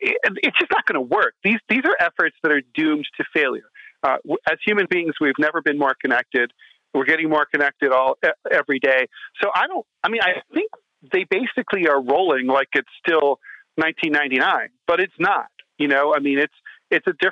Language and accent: English; United States; I was American